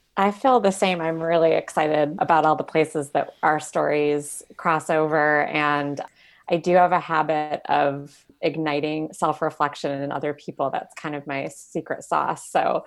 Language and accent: English; Michigan, United States; moved away as an adult; also born or lived in Arizona / San Francisco Bay Area, California; now in Silicon Valley, United States; I grew up in Michigan, and then I was in Arizona for about seven years